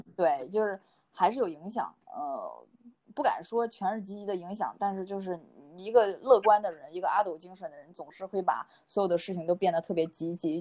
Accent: China; 我们中国人是比较含蓄的

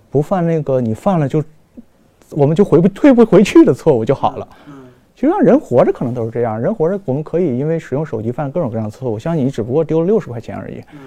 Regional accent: China; 但我们中国人和他们的进程不一样

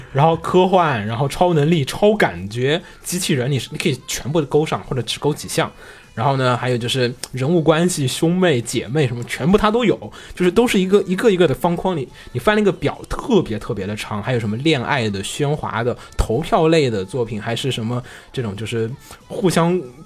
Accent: China; 我作为一个中国人看不太懂

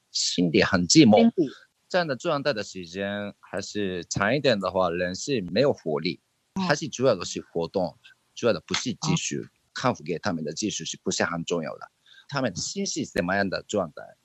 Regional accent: Japan; Chinese is a second language; 就是我们日本人喜欢吃生鱼片嘛

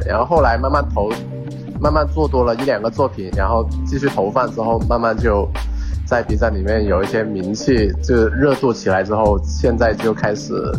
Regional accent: Foshan, Guangdong, China; now in Guangzhou, China; 我是来自佛山的，现在居住在广州，在这边居住和生活

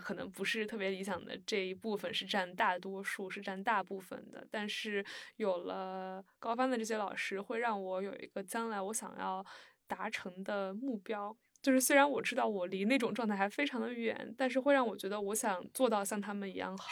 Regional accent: Shandong, China; 我来自沙东

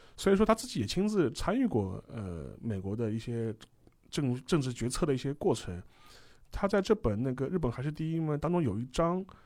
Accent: China; 我们中国人

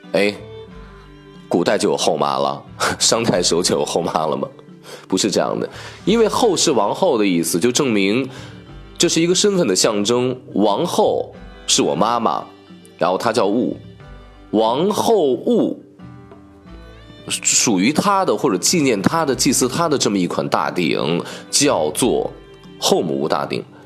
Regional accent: Shaanxi, China; 第一个就是整个青铜器时代最鼎盛的我的老家陕西

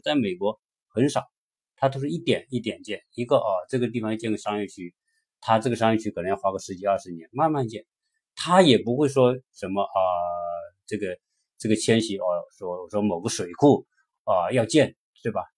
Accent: China; 我们作为一个中国人

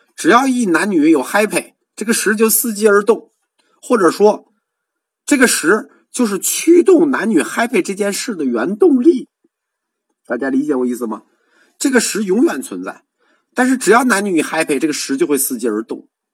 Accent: China; 我们中国人说名，说字

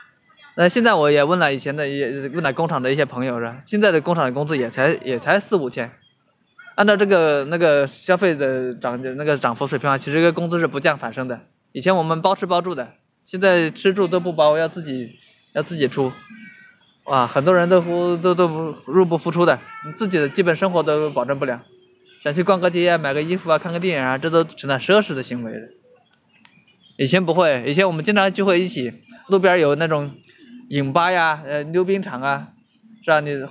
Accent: Hubei, China; moved away as an adult; now in Shenzhen, China; 我老家湖北的，一直没有出来

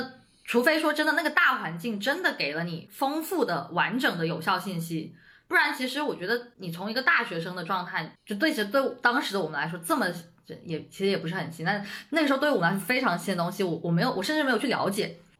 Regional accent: Shenzhen, Guangdong, China; moved away as an adult; now in Beijing, China; 我其实一直都在深圳嘛，我在深圳出生、长大

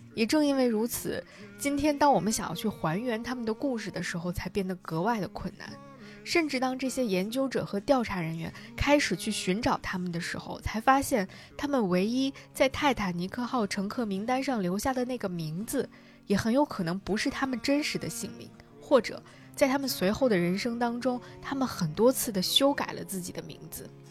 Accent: China; 我作为一个中国人

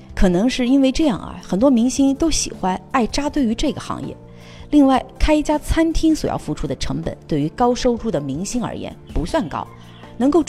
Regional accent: Harbin, Heilongjiang, China; 是因为我决定把我喜欢吃的火锅带回到我的家乡哈尔滨。

